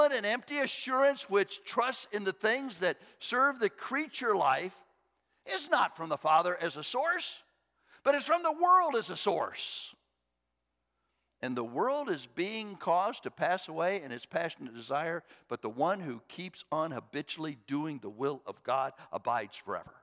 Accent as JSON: {"language": "English", "country": "United States", "tie": "born or raised there", "said": "I was born in the United States of America"}